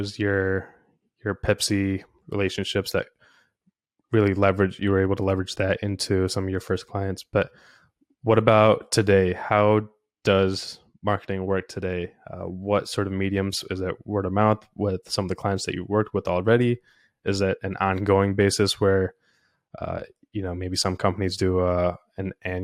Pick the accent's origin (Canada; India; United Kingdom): India; moved away; I was born in India